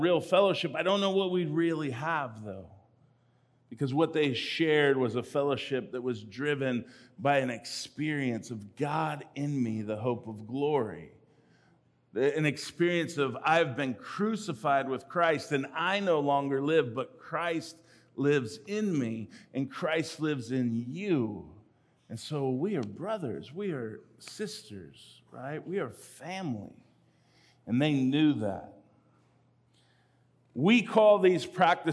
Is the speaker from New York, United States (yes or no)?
no; California, United States; I grew up in California